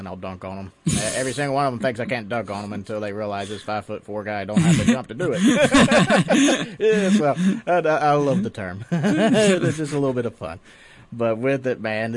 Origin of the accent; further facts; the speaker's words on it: Tennessee, United States; I grew up in Tennessee